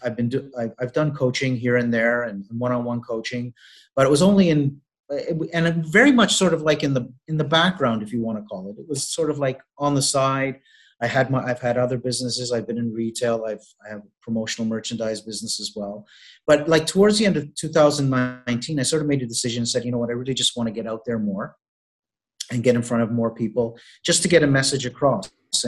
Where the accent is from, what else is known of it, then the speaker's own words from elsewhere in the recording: Canada; now in Malta; I'm originally from Canada, but I have been based here in Malta now for the last, I believe we're going on 2 years.